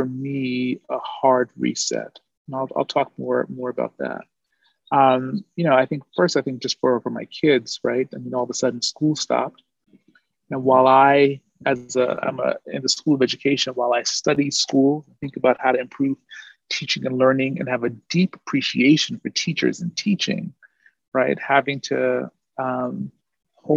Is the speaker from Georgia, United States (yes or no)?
no; New York City, New York, United States; now in Oakland, United States; I am from Brooklyn, New York